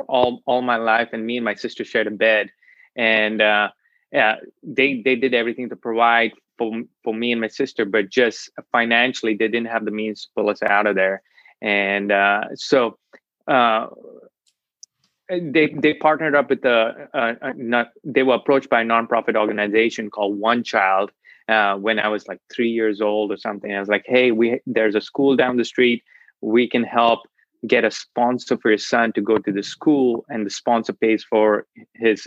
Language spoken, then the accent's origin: English; Kolkata, West Bengal, India; now in Nashville, United States; I was born and raised in Calcutta, India.